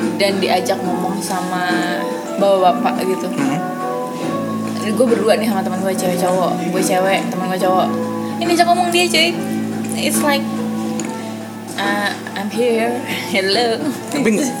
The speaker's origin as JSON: {"language": "Indonesian", "town": "Depok", "region": "West Java", "country": "Indonesia", "tie": "born or raised there", "also_born_or_lived": "East Jakarta", "said": "gue tinggal rumah di Depok tapi dari SD sampai SMP gue di Jakarta Timur"}